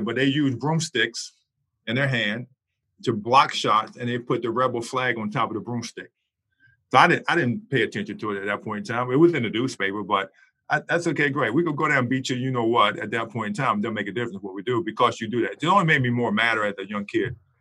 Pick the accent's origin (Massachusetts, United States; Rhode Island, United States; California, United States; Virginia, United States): Virginia, United States; Shenandoah Valley; born or raised there